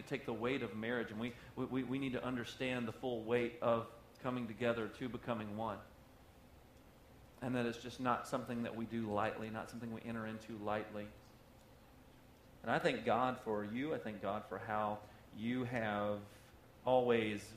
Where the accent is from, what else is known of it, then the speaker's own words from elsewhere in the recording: the South, United States; I'm from the South